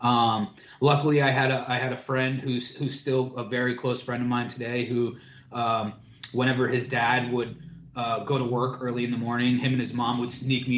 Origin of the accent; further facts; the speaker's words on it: Old Saybrook, Connecticut, United States; moved away as an adult; also born or lived in New Haven, Connecticut / East Haven, Connecticut / Los Angeles; I grew up in Old Saybrook